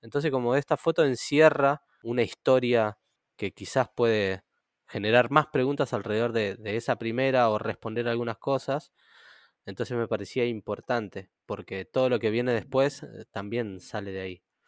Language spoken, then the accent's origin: Spanish; Moreno, Buenos Aires Province, Argentina; mi infancia en Moreno